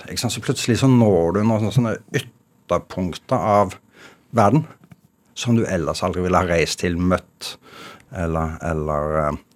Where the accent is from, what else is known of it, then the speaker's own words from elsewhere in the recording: Norway; som ekte nordmann så har jeg det veldig bra nå, fordi endelig får vi være alene